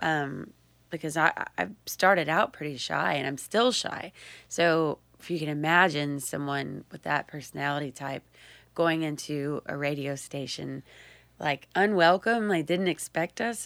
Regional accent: Texas Hill Country, United States; moved away; I'm from South Central Texas, um, uh, right in between Austin and San Antonio, and they call it the Hill Country

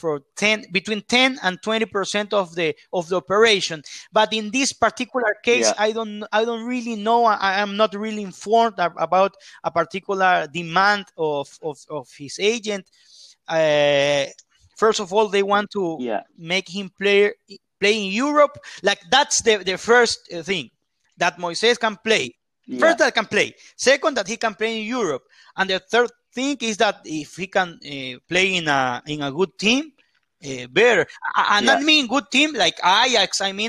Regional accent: Guayaquil, Guayas, Ecuador; I am from Guayaquil in the coastline

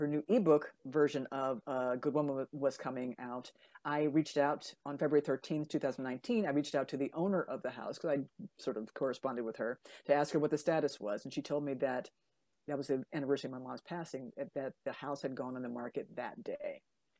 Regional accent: Baltimore, Maryland, United States; moved away; also born or lived in Buffalo, New York; my childhood home in Baltimore, Maryland

